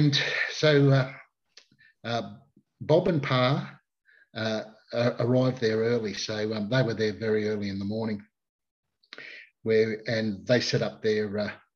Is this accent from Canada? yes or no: no; Queensland, Australia; being a Queenslander